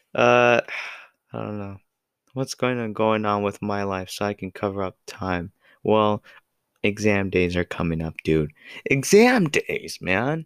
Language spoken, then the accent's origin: English; United States; I'm American